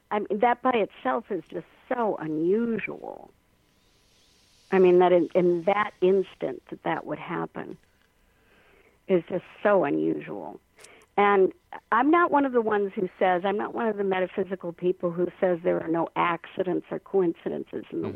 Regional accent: Minnesota, United States; our home state, Minnesota

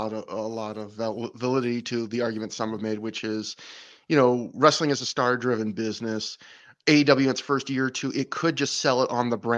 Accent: Canada; Brett, I'm Canadian.

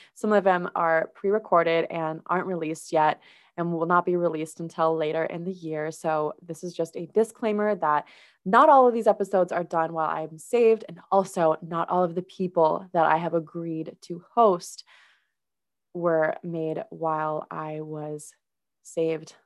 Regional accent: Minnesota, United States; I was raised in Minnesota

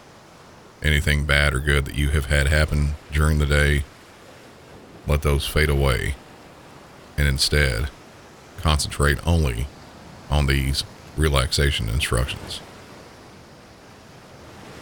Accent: the South, United States; accent: Southern; my normal Southern accent

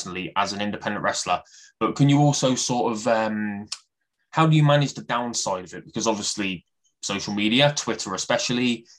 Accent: Coventry, West Midlands, United Kingdom; I'm from Coventry, like bang in the Midlands

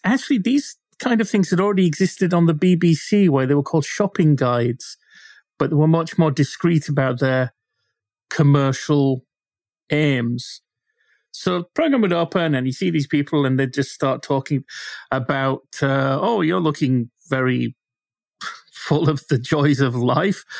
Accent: Bradford, Yorkshire and the Humber, United Kingdom; I grew up with sort of the remains of two department stores in my hometown

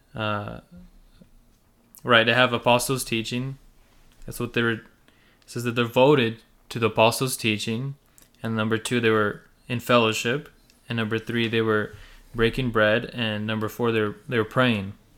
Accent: United States; first language Russian and Ukrainian; English is a second language; I was born in America

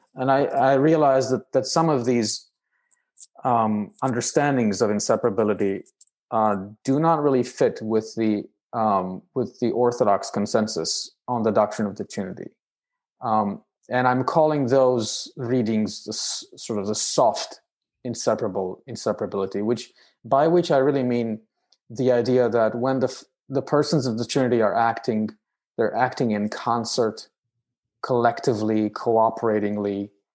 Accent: Romania; moved away as an adult; also born or lived in United Kingdom; now in United States; I hail from Romania, uh, which is a country in Eastern Europe

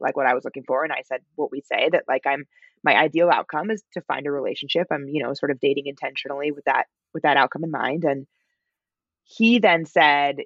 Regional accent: United States; my pronunciation as an American

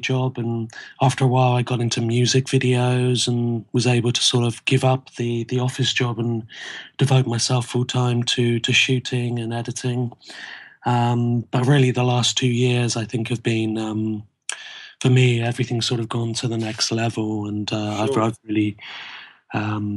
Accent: Dorset, South West England, United Kingdom; I grew up in Dorset, in a community which was quite sort of in a village

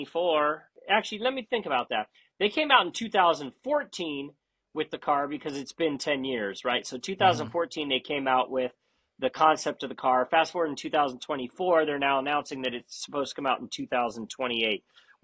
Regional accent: San Francisco Bay Area, California, United States; although I'm from the San

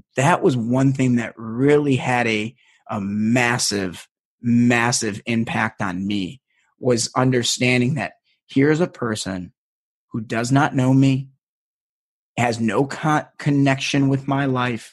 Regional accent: United States; I'm American

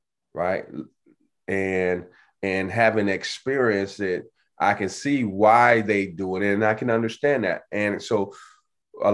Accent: Chicago, Illinois, United States; growing up in Chicago, right, on the South Side

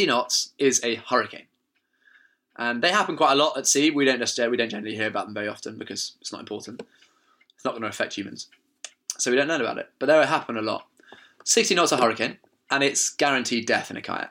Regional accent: England, United Kingdom; We're like, "England."

